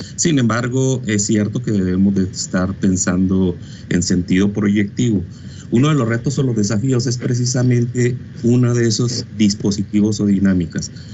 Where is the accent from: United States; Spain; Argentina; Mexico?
Mexico; nosotros que somos latinos, mexicanos